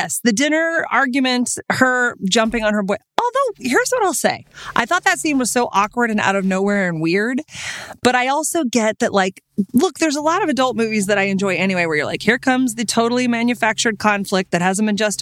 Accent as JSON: {"language": "English", "region": "Texas", "country": "United States", "tie": "born or raised there", "said": "I grew up in Texas"}